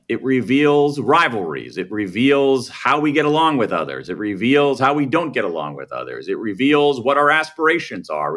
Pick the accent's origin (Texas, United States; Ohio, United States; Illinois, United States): Ohio, United States; Columbus; moved away as an adult; I grew up in Columbus, Ohio, the American Midwest